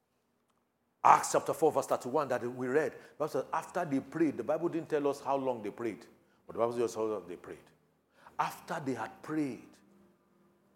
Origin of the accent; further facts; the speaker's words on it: Nigeria; Thank God I'm a Nigerian